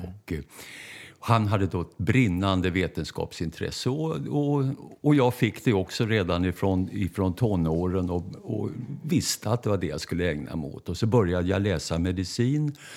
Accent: Stockholm, Stockholm County, Sweden; vi bodde först på Norrmälarstrand. Så mm. jag är stockholmare av födsel och ohejdad vana

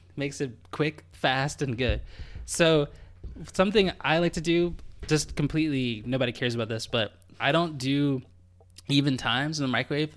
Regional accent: United States; moved away as an adult; now in Canada; me as an American.

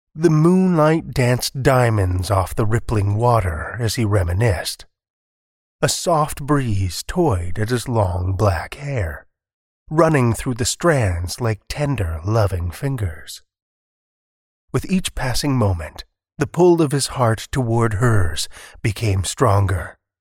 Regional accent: Alberta, Canada; now in Saskatchewan, Canada; I spent most of my formative years in Alberta, I was born in Saskatchewan, and I moved back a little over a dozen years ago

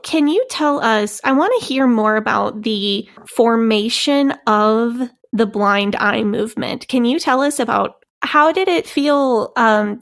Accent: St. Louis, Missouri, United States; also born or lived in Hammond, Indiana; I grew up in the St. Louis area

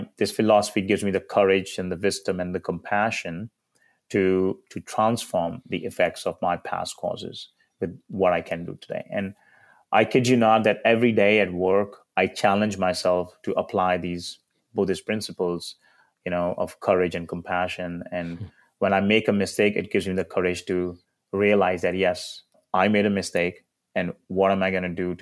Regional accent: India; now in United States; a kid growing up in India

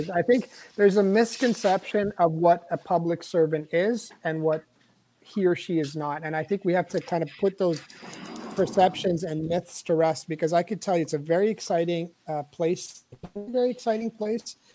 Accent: Canada; That's not literal bombs, and I'm Lebanese Canadian.

